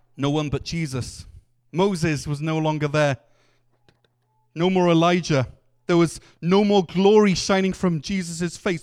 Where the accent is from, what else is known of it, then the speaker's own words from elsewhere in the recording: Wales, United Kingdom; as a Welshman